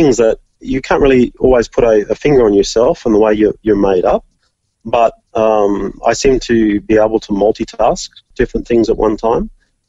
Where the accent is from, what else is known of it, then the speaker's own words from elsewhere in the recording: Orange, New South Wales, Australia; moved away as an adult; But I loved growing up in Orange. I love the weather there, and it's a beautiful city.